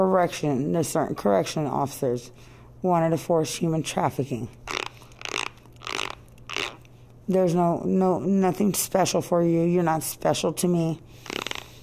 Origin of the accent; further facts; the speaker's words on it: United States; I'm American. I speak English.